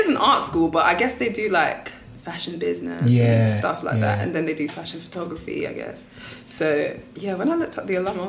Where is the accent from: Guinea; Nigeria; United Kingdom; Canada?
Nigeria; I'm a Nigerian girl studying an art subject.